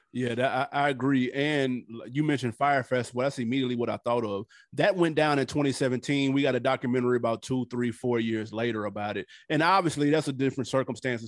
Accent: Nashville, Tennessee, United States; moved away; I'm from Nashville

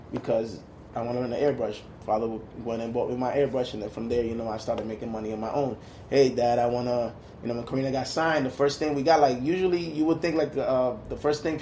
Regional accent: Saint Petersburg, Russia; born there; I was born in Russia, born in St. Petersburg. Oh, wow. You know, used to be Leningrad when I was born, and you know that was during the communist time.

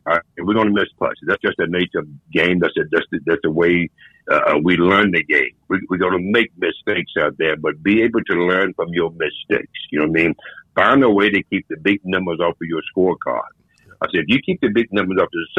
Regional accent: the Carolinas, United States; I was born and raised in the Carolinas

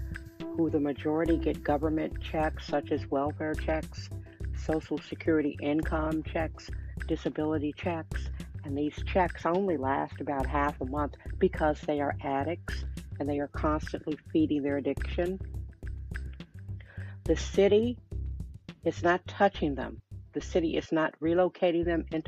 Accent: Milwaukee, Wisconsin, United States; now in San Francisco, United States; I'm from Milwaukee, Wisconsin. My parents divorced. I am one of seven children

